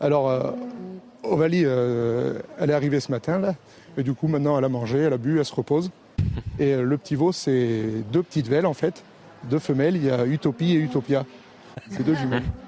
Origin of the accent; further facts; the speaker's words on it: Seine-et-Marne, Île-de-France, France; moved away; je suis originaire de Seine-et-Marne